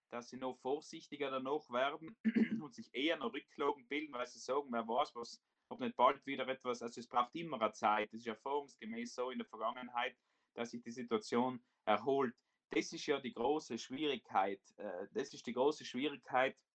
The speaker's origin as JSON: {"language": "German", "region": "Trentino-Alto Adige", "country": "Italy", "said": "wir als Südtiroler ja das Recht und die Möglichkeit haben, wirklich von der Schutzfunktion Anspruch zu nehmen und über die österreichischen Botschaften unterstützt zu werden"}